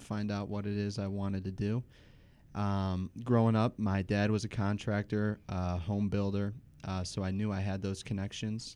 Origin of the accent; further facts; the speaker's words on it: Trenton, Michigan, United States; also born or lived in Detroit, Michigan / Grosse Pointe, Michigan; growing up in Trenton and living downtown and now coming into the gross point